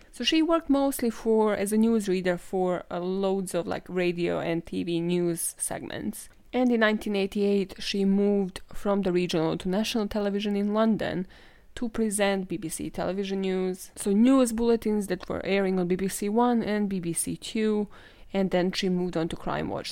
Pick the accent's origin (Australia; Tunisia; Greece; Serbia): Serbia; moved away; I am from Serbia